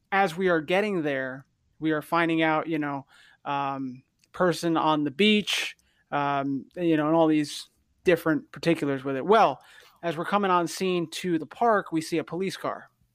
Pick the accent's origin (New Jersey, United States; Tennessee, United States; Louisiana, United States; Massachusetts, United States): New Jersey, United States; also born or lived in Connecticut; I grew up in New Jersey